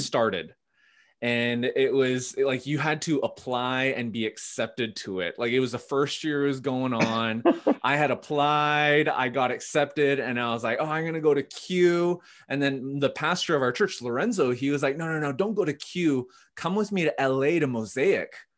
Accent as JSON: {"language": "English", "town": "Vancouver", "region": "British Columbia", "country": "Canada", "tie": "born or raised there", "also_born_or_lived": "Ottawa", "said": "born and raised in Vancouver. My parents immigrated from Korea in the seventies"}